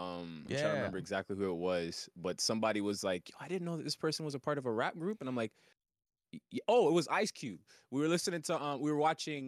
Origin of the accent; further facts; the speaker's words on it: Toronto, Ontario, Canada; Somebody who, like, I'm from Toronto, Canada, and as someone who grew up listening to a lot of West Coast hip-hop, West Coast hip-hop raised me.